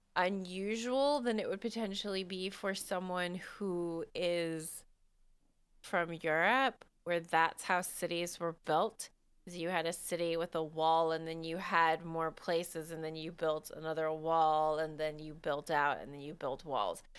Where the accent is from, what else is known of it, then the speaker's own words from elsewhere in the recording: United States; I'm an American